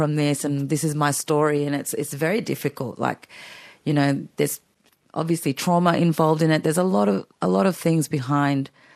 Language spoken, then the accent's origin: English; Australia; now in Melbourne, Australia; growing up in Australia